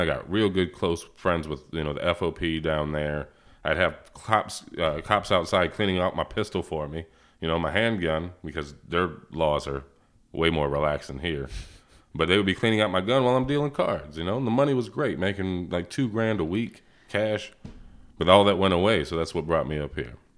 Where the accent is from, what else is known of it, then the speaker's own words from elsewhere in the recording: Portsmouth, Virginia, United States; moved away as an adult; also born or lived in Plattsburgh, New York; I was raised in Virginia